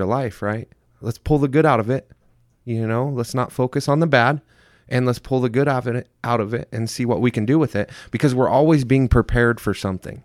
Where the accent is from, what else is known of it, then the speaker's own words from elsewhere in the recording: Centerville, Indiana, United States; moved away; also born or lived in Mesa, Arizona; I was, uh, born and raised in Centerville, Indiana